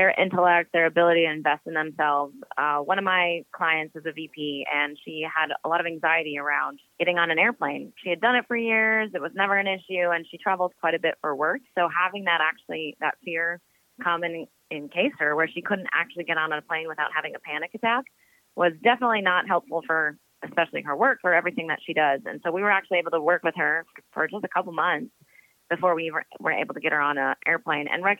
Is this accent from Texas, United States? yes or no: no; Minnesota, United States; moved away; also born or lived in Phoenix, Arizona; I was born in Phoenix, Arizona, but raised in Minnesota